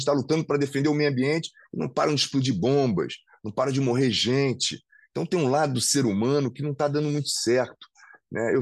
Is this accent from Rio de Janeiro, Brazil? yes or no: yes; Rio de Janeiro, Brazil; Eu amo o Rio de Janeiro, sou carioca, né, vou continuar morando aqui